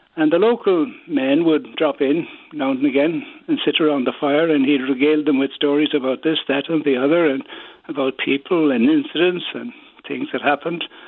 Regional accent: Killarney, Munster, Ireland; also born or lived in Fossa / Beaufort Bridge; now in Dublin, Ireland; I was born in Grenifus Killarney and I now live in Baldoyle, Dublin.

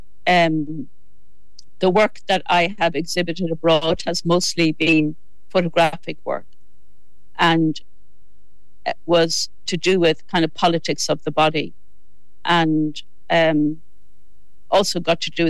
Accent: Midlands, Ireland; also born or lived in West Mayo; now in Wicklow, Ireland; all belonging to me are from West Mayo, but I grew up in the Midlands and I've lived in Wicklow for over half my life

